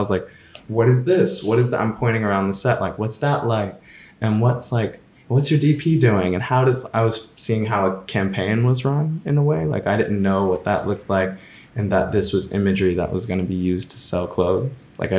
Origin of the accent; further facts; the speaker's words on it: the South, United States; And that is more the kind of growing up in the South thing, is you're able to kind of dream of going to other places